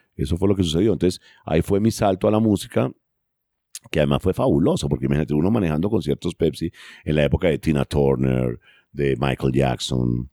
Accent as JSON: {"language": "Spanish", "country": "Colombia"}